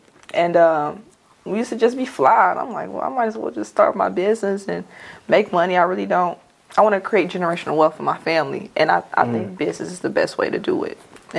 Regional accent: St. Louis, Missouri, United States; we're from St. Louis, so we know Page Boulevard goes like really, really, really far.

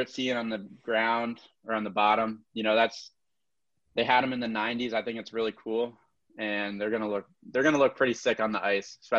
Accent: Connecticut, United States; I'm a Devils fan, but I'm from Connecticut. So all my buddies, everyone I grow up around are Rangers fans.

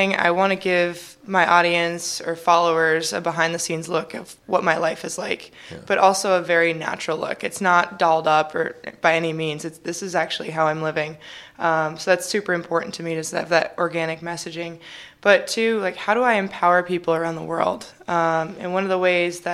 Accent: Illinois, United States; born or raised there; also born or lived in California

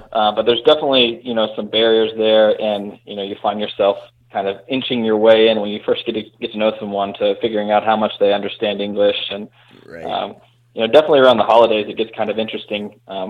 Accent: Oklahoma City, Oklahoma, United States; I'm from Oklahoma City, Oklahoma

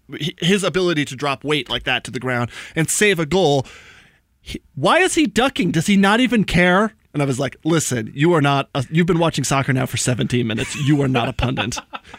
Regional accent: Atlanta, Georgia, United States; I'm from Atlanta.

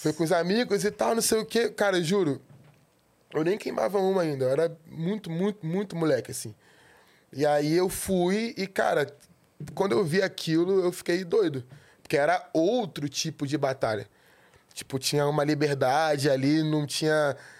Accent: Rio de Janeiro, Brazil; eu nasci no centro do Rio

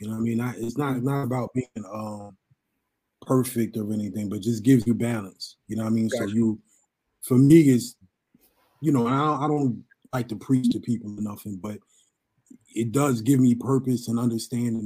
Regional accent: Pleasantville, New Jersey, United States; also born or lived in Merced, California; I was born in California, Merced, California. And I was raised in Pleasantville, between Pleasantville and Atlantic City. So I'm from South Jersey

